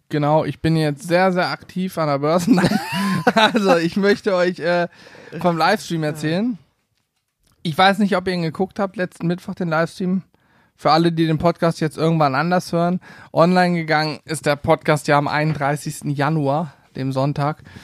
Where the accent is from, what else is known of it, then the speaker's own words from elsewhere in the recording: a village near Lehrte, Lower Saxony, Germany; bei uns in Lehrte. Das ist die größte Stadt so von meinem Dorf, wo ich aufgewachsen bin, in der Nähe